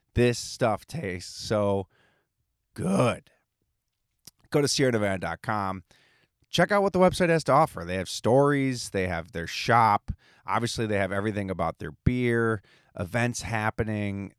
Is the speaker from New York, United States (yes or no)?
yes; Buffalo, New York, United States; being an East Coast kid, growing up in Buffalo, New York